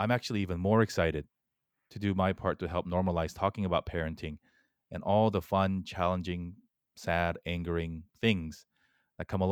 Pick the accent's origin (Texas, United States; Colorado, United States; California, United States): California, United States; Southern; also born or lived in South Korea / New York City / Michigan; I was born in Korea. I came here when I was 8. Followed my parents here, and we immigrated here to Southern California